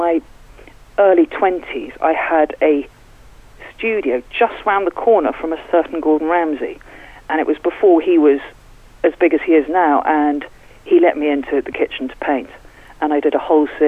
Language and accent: English; London, United Kingdom; moved away as an adult; now in Newlyn, United Kingdom; Actually, I'm from London. I moved to Cornwall about 15 years ago